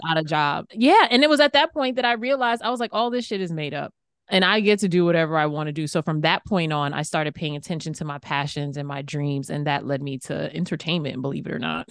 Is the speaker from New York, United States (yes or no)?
yes; New York City, New York, United States; I grew up in Queens, New York